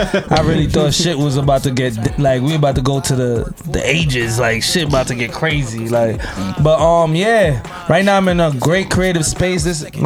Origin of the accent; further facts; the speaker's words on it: New York City, New York, United States; I grew up in Brooklyn.